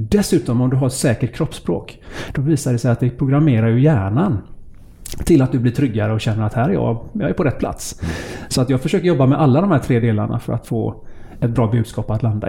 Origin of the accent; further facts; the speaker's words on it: Gothenburg, Västra Götaland, Sweden; Jag är född på Sahlgrenska sjukhuset i Göteborg